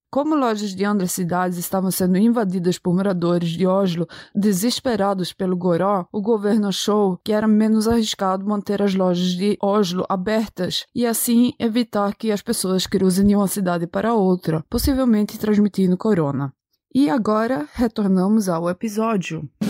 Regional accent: Brazil; now in Norway; eu cresci andando de cavalo no Brasil

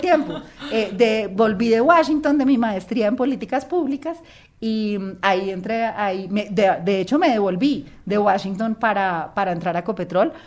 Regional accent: Colombia; como colombianos

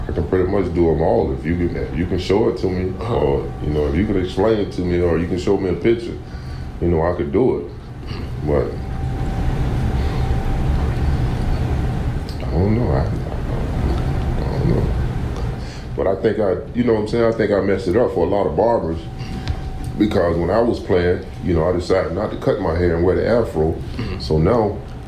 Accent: Alabama, United States; I grew up in Alabama.

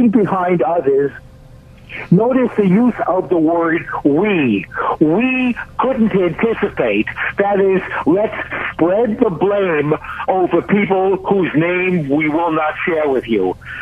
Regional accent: United States; as an American

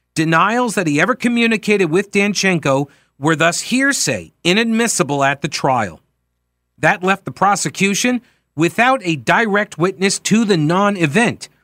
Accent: New York, United States; I grew up in New York, so that, like, that's baked into my G, uh, my D N

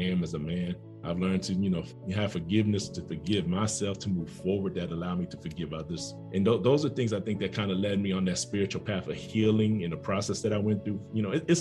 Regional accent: Oakland, California, United States; now in Atlanta, United States; I was born and raised in Oakland, California.

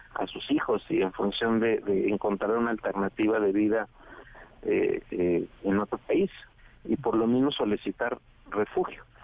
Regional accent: Mexico; un tercio somos mexicanos

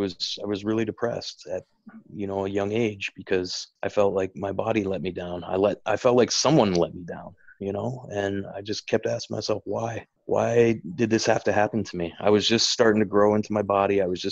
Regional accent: Regina, Saskatchewan, Canada; moved away as an adult; now in Chicago, United States; I'm from Regina

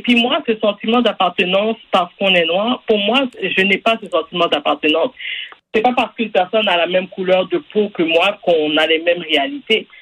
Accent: Quebec, Canada; je suis né ici, par exemple, je suis né au Québec

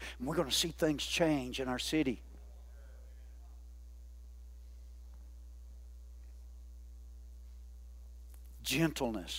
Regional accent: the South, United States; I'm a Southerner

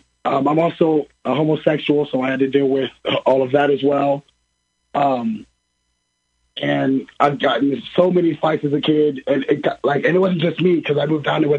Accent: Taylorville, Illinois, United States; So I grew up in Taylorville, actually

